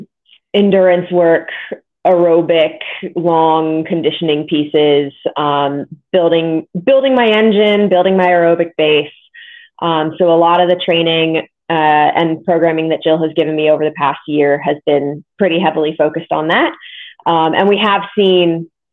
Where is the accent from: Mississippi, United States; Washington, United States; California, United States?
California, United States; Modesto; moved away as an adult; also born or lived in New Jersey; My parents still live in Modesto, which is where I grew up